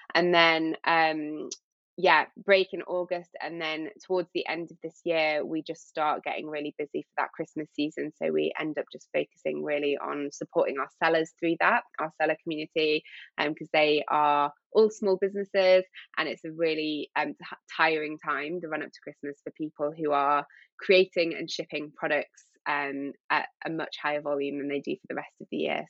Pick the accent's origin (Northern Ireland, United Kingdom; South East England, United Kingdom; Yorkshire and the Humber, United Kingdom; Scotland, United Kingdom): Yorkshire and the Humber, United Kingdom; now in London, United Kingdom; I grew up in Yorkshire on the coast